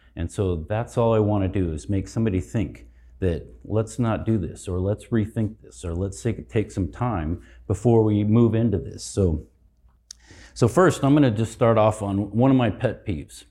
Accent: Colorado, United States; I'm from Colorado

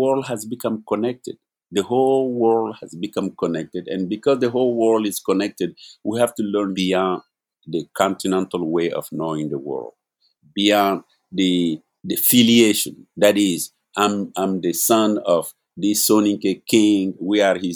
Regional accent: Mali; now in New York, United States; I am originally from Mali

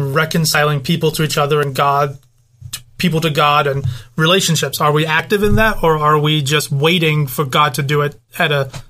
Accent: United Kingdom; moved away; I'm British.

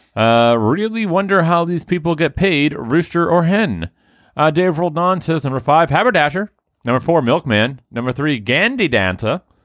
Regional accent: Haverhill, Massachusetts, United States; born or raised there

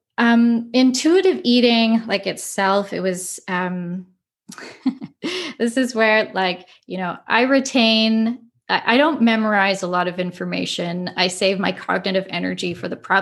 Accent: Winnipeg, Manitoba, Canada; moved away as an adult; now in Ottawa, Canada; I was like born and raised in Winnipeg

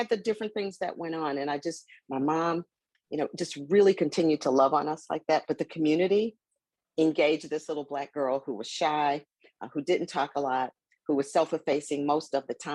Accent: Milwaukee, Wisconsin, United States; I grew up in Milwaukee, you know, in what they call then the inner city.

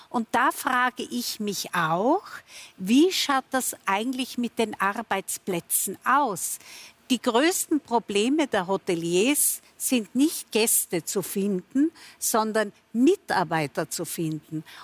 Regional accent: Tyrol, Austria; wir in Tirol sagt unser Landeshauptmann, ich bin Tirolerin

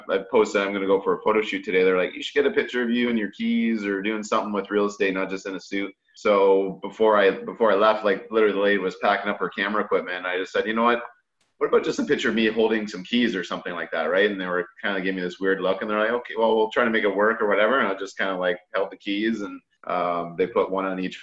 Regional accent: Sarnia, Ontario, Canada; I lived in the north end of Sarnia

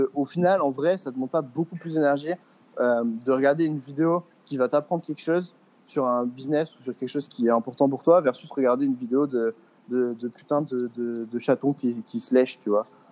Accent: France; moved away as an adult; now in Bali, Indonesia; ça fait 4 ans et demi que j'ai pas vécu en France

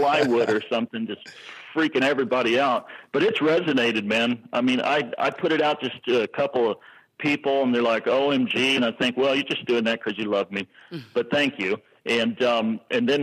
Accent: Texas, United States; I'm a Texan.

